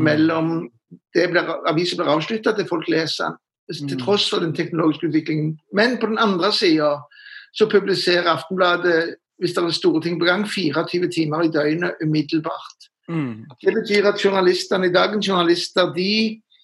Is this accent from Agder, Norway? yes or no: no; Stavanger, Rogaland, Norway; moved away as an adult; also born or lived in Oslo / Trondheim; jeg er jo Siddis fra Stavanger, fra Sølvberget.